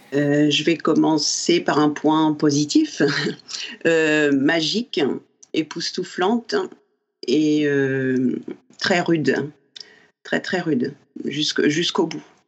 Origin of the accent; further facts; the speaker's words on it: Normandy, France; je suis normande